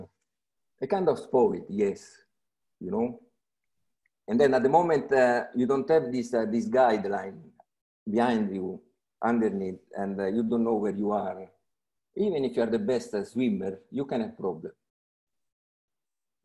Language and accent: English; Rome, Lazio, Italy; I was born in Rome. So everything began in Rome 50 years